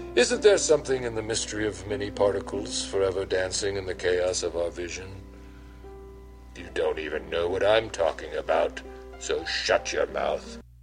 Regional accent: New York, United States; now in Philadelphia, United States; I'm home now Philadelphia is my home, but I grew up in New York

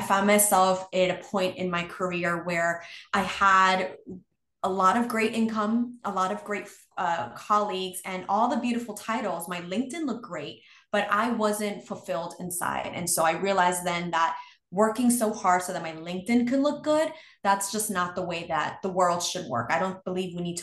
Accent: New York City, New York, United States; growing up in New York City is incredibly expensive.

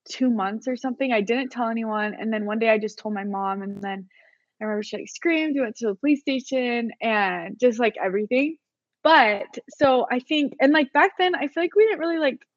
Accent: Orem, Utah, United States; So I am originally from Orem, Utah.

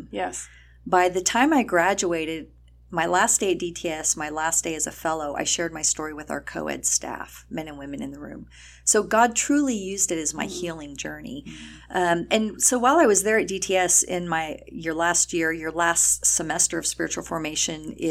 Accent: El Paso, Texas, United States; I'm from El Paso.

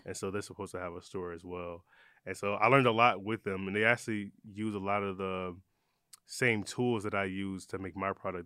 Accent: Detroit, Michigan, United States; also born or lived in Ypsilanti, Michigan; I love saying I'm from Detroit because I lived there. I I grew up there when I was younger, but I moved around a lot

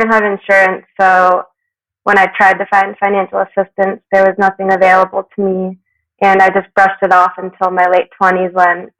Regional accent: South Florida, United States; moved away as an adult; now in Aspen, United States; I grew up in South Florida between Miami and Boca Raton, and for the last decade or so, I've been based out of Aspen, Colorado

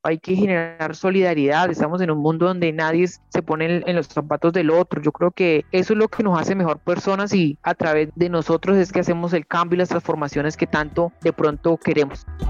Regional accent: Santander de Quilichao, Cauca, Colombia; soy del municipio de Santander de Clichao, el departamento del Cauca

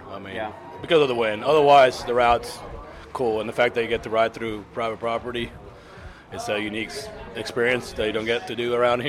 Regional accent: Argentina; now in Fort Worth, United States; I'm from Argentina, but I live in Fort Worth, Texas.

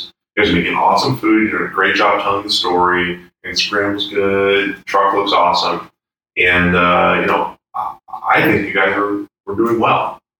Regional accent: Boston, Massachusetts, United States; I'm from Boston.

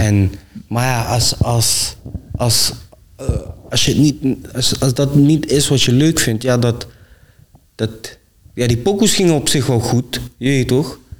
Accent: Venlo, Limburg, Netherlands; ik kom uit Venlo

